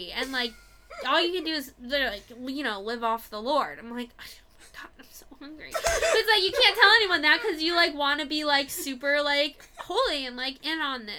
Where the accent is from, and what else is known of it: Florida, United States